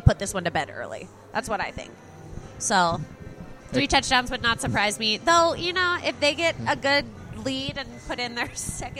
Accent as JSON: {"language": "English", "region": "Texas", "country": "United States", "said": "Yeah, I guess I'm from Texas, so the whole like being good at skiing thing just eludes me."}